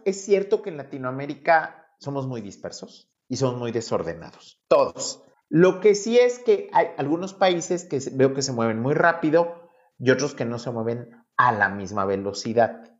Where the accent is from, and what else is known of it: Mexico